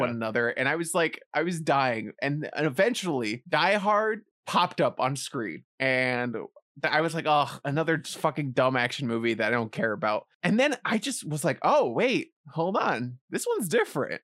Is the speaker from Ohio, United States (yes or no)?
no; New York City, New York, United States; I grew up in the Bronx